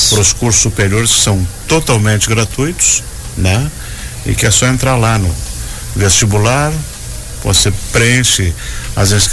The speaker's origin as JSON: {"language": "Portuguese", "country": "Cuba", "moved": "yes", "lives_now": "Joinville, Brazil", "said": "Sou cubano."}